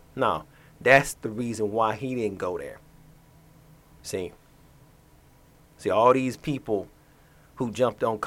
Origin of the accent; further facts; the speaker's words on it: Atlanta, Georgia, United States; as a person that was born and raised in Atlanta